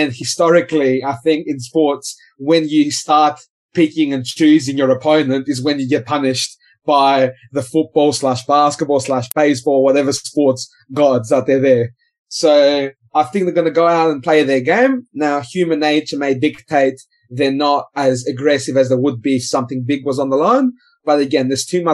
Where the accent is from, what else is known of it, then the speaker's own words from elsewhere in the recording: South Australia, Australia; I'm South Australian too